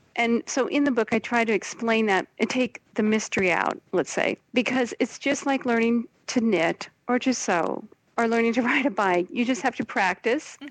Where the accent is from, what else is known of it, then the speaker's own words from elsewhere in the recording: Portland, United States; moved away as an adult; also born or lived in New York; now in Brussels, Belgium; growing up in Portland, when I grew up there, wasn't so kind of hip the way it is now